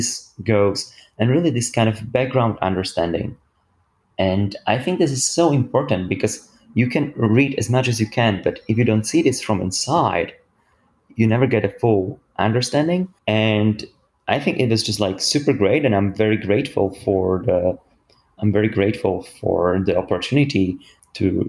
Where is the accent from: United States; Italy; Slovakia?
Slovakia; now in Oxford, United Kingdom; I'm coming from Slovakia, which is in Eastern, Central and Eastern Europe